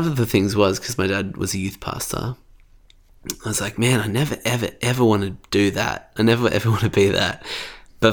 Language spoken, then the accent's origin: English; Sydney, New South Wales, Australia; born or raised there; also born or lived in Bankstown, New South Wales